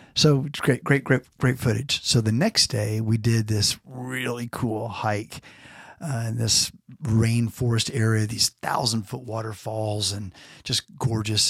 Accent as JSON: {"language": "English", "region": "Florida", "country": "United States", "tie": "born or raised there", "moved": "yes", "lives_now": "California, United States", "said": "growing up in Florida and now in California"}